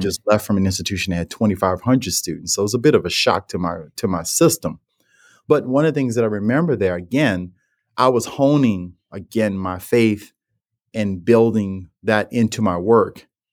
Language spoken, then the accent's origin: English; New Orleans, Louisiana, United States; growing up in New Orleans and the household I was